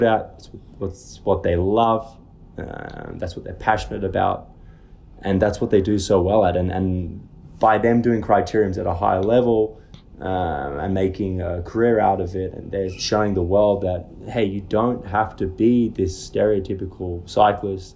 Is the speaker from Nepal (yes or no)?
no; Australia; also born or lived in Dumfries, Scotland / Oregon, United States; I lived in Australia since I was seven. And I consider myself Australian and British